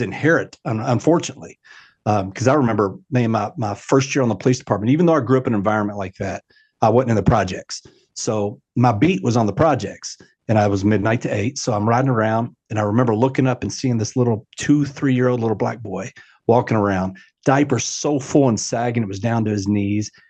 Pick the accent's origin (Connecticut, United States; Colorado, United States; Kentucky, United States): Kentucky, United States; Louisville; Yes, I grew up in Louisville my entire life, uh, actually the, the, what's called the West End of Louisville